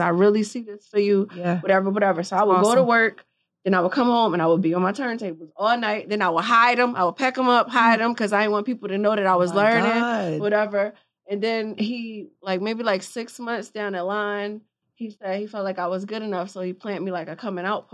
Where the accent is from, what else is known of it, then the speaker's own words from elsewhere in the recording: Philadelphia, Pennsylvania, United States; if I wasn't from Philly